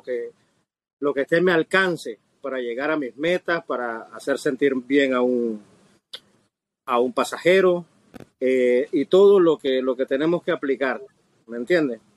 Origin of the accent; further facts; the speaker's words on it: Nicaragua; now in Miami, United States; originalmente de Nicaragua, nicaragüense soy y tengo alrededor de 28 años de estar